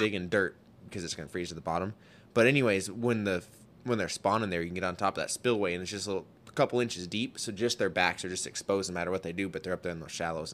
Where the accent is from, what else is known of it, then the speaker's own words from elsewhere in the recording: South Dakota, United States; also born or lived in northeast Montana; now in Montana, United States; I grew up in South Dakota